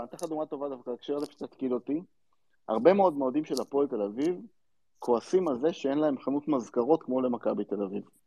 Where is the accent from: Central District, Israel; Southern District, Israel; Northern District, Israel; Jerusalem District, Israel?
Central District, Israel; אני גדלתי באזור אה, לא רחוק מנתניה, אה, באחד המושבים שמסביב לנתניה